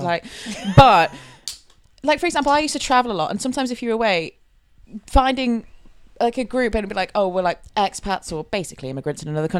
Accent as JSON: {"language": "English", "region": "Yorkshire and the Humber", "country": "United Kingdom", "said": "I'm not proud to be British, but I am proud to be from Yorkshire"}